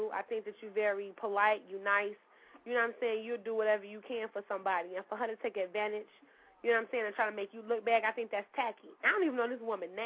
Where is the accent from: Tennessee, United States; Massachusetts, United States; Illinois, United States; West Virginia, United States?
Illinois, United States; Chicago; born or raised there